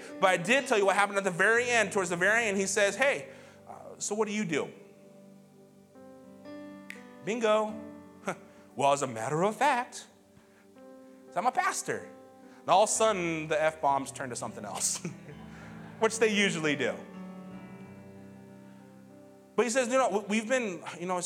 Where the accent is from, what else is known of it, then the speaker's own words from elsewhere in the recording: Montana, United States; moved away; I'm from Montana, too